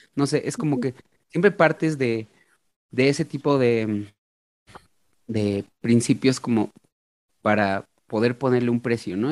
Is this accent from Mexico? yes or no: yes; Mexico; como mexicano